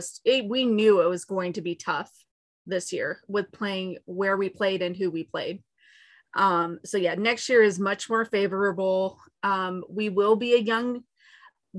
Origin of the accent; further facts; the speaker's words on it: Nebraska, United States; I'm born and raised in Nebraska